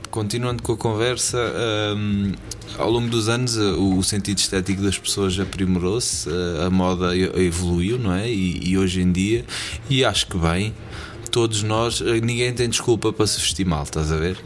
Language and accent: Portuguese; Portugal; moved away as an adult; passei, passei, ah, pá, a minha juventude em Portugal e vim-me embora com vinte e cinco anos